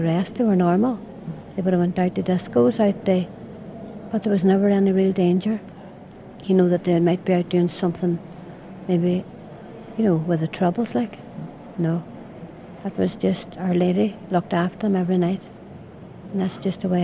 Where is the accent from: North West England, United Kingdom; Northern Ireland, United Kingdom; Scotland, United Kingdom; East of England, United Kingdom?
Northern Ireland, United Kingdom; Derry; I'm from Derry